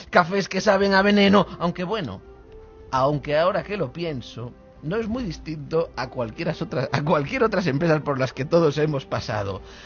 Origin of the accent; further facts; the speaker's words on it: Spain; los españoles, Roberto, somos muy bromistas